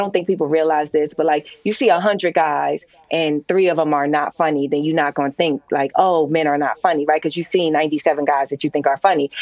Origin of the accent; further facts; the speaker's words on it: New York City, New York, United States; moved away as an adult; also born or lived in Brooklyn, New York; now in Los Angeles, United States; I was born in Brooklyn. I grew up in Harlem